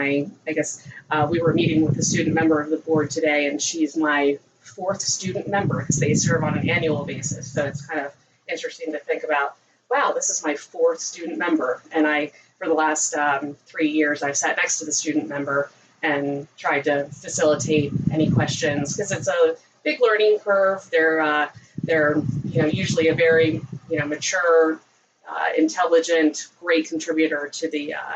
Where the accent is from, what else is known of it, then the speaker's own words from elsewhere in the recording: Gaithersburg, Maryland, United States; now in Columbia, United States; I'm originally from Gaithersburg